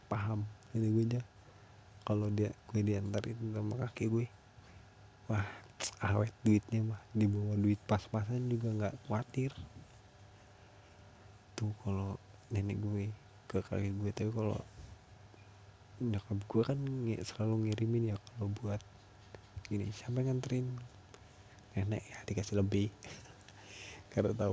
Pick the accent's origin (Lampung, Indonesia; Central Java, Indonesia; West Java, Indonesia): Lampung, Indonesia; Labuan Ratu; termasuk desa gue di dusun tiga kalau dulu kan namanya dusun kalau desanya desa Labuan Ratu satu kalau tempat gue itu dusunnya Sinar Banten